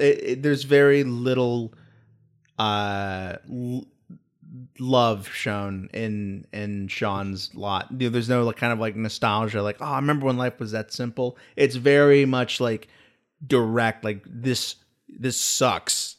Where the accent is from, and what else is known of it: United States